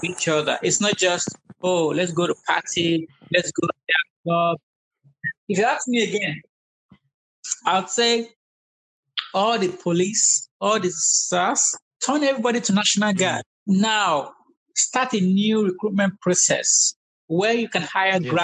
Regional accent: Nigeria; now in United States; We're Nigerian, but now we're American

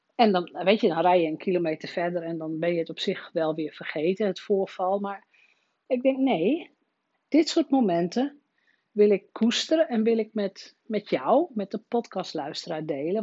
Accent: Rolde, Drenthe, Netherlands; mijn geboortedorp Rode

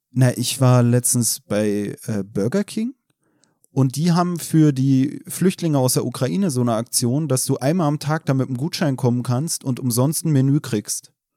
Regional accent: Berlin, Germany; also born or lived in Chemnitz; ich komme aus Deutschland, äh, aus Berlin

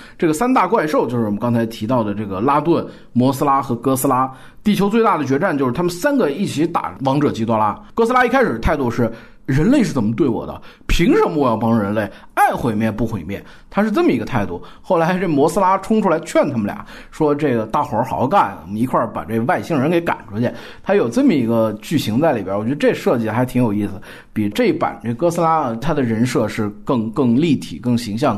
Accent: China; 那龙本身也在我们中国人民文化当中，我们有这蛟嘛

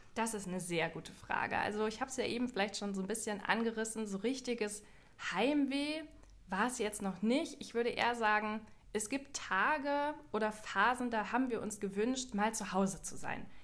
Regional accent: Germany; bei uns in Deutschland

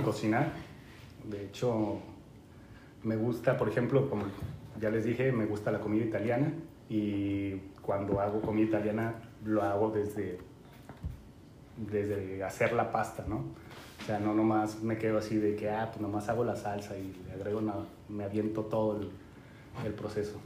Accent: Guadalajara, Jalisco, Mexico; moved away as an adult; now in Canada; soy originario de México, se podrán dar cuenta. Eh, nací eh, y crecí en Guadalajara, Jalisco

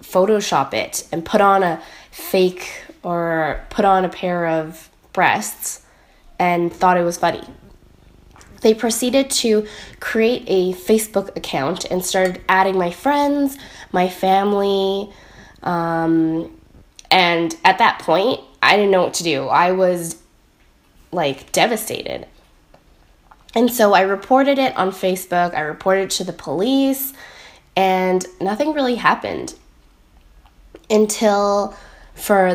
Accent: Richmond, British Columbia, Canada; I am from Richmond, British Columbia, in Canada

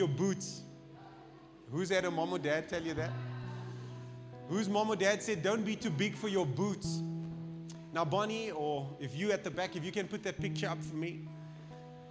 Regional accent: Cape Town, Western Cape, South Africa; now in Pretoria, South Africa; Pretoria is so different to my hometown, Cape Town

